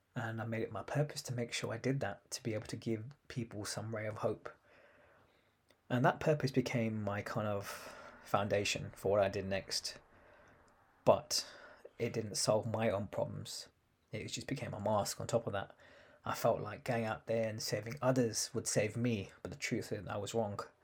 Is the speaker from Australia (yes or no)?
no; London, United Kingdom; I was born in London in nineteen eighty seven